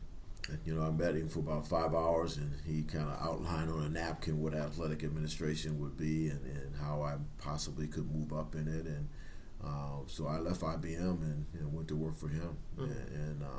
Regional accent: Cleveland, Ohio, United States; moved away as an adult; also born or lived in Arizona; growing up in Cleveland, Ohio, in the city

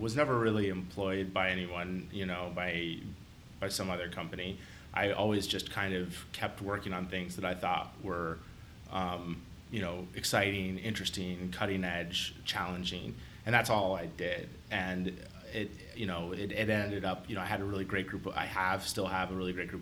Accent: Columbus, Ohio, United States; also born or lived in San Francisco, California; I grew up here in Columbus

